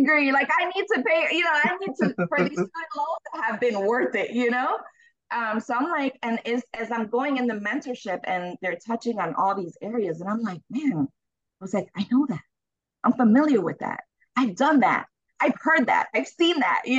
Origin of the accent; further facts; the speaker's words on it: Chicago, Illinois, United States; I'm from Chicago. I was raised in Chicago